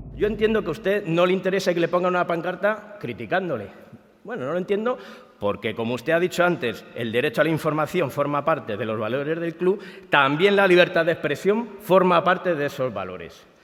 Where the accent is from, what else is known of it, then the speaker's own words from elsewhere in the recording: Madrid, Community of Madrid, Spain; Desde bien pequeñita eh, vivía aquí en Vallecas y mi padre me traía al Rayo cuando era pequeña